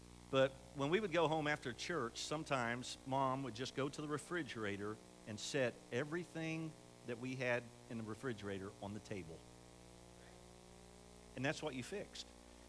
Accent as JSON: {"language": "English", "town": "Camden", "region": "Ohio", "country": "United States", "said": "we're from Camden, and I have the privilege to pastor the Southern Baptist Church right there on the corner in Camden."}